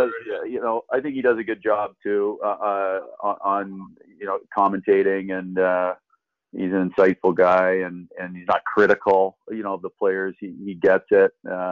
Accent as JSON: {"language": "English", "town": "Toronto", "region": "Ontario", "country": "Canada", "tie": "born or raised there", "also_born_or_lived": "Oakville, Ontario / Burlington, Ontario / Ancaster, Ontario", "lives_now": "Paris, Canada", "said": "I was born and raised in Etobicoke. So I sort of grew up a little closer to the city, and I played my minor hockey. We lived in Oakville for a time. We lived in Etobicoke, sort of in that area."}